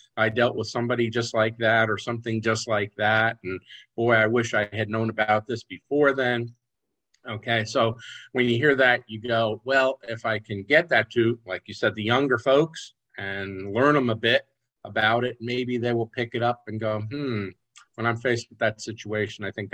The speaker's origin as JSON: {"language": "English", "region": "New York", "country": "United States", "tie": "born or raised there", "said": "I grew up in New York State"}